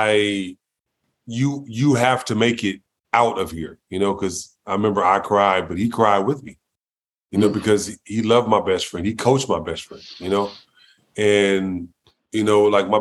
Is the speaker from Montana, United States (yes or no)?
no; Los Angeles, California, United States; I grew up in South Central L.A., you know, when it was the murder capital of the world at the time